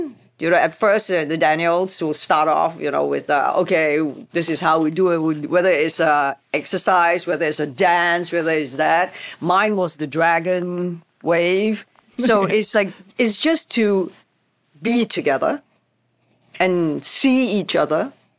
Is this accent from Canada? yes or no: no; Hong Kong; because, you know, we come from Hong Kong and we know how we celebrate a start of a movie.